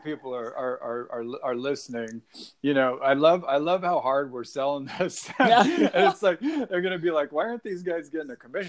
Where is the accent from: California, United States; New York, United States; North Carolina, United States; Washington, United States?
Washington, United States; Seattle; I grew up in Seattle, but my grandfather is from your hometown. He's from Newark.